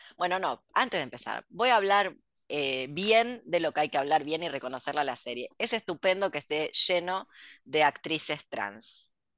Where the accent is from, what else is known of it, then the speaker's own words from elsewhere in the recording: Argentina; soy argentina